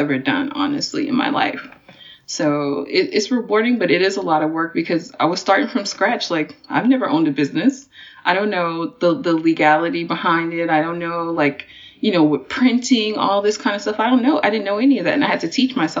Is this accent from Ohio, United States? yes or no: no; Texas, United States; moved away as an adult; also born or lived in Washington, D.C.; I'm from Texas, but I went to college in DC